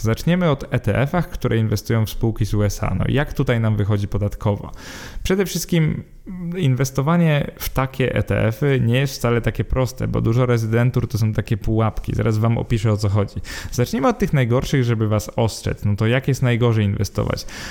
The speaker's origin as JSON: {"language": "Polish", "country": "Poland", "said": "bo jesteśmy Polakami"}